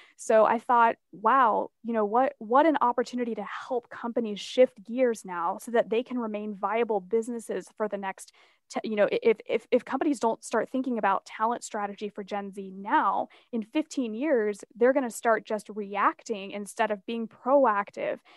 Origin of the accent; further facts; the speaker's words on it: Asheville, North Carolina, United States; the mountains of Asheville, which is my hometown